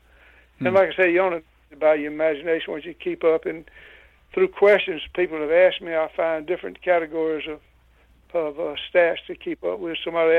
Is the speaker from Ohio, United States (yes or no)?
no; Louisiana, United States; I was born and raised in Louisiana, lived here all my life, with a few exceptions when I was on the road working as an electrician